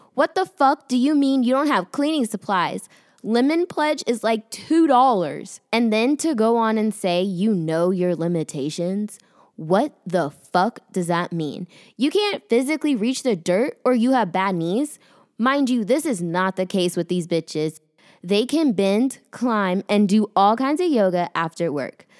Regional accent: Austin, Texas, United States; moved away as an adult; now in Dallas, United States; I'm from Austin

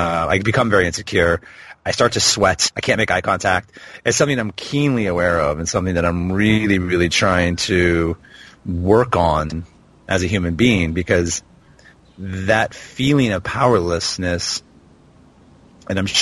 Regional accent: Portland, Oregon, United States; now in Dubai, United Arab Emirates; my hometown, which is Portland, Oregon

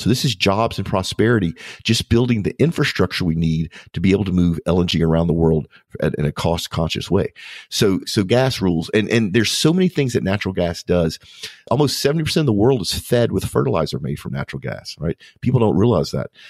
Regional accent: United States; as an American

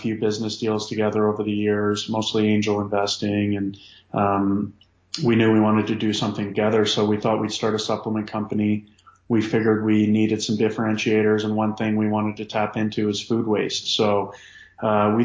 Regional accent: Calgary, Alberta, Canada; moved away as an adult; now in Halifax, Canada; I'm from Calgary

